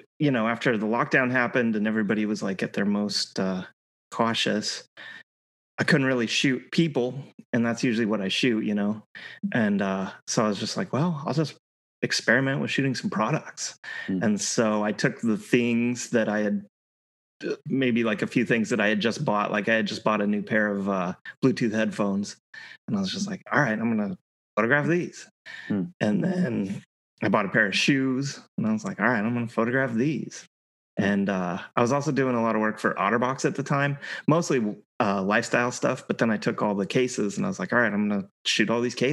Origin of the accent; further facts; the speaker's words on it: Colorado, United States; moved away as an adult; I grew up in Colorado. I lived in Colorado my entire life up until just a couple of years ago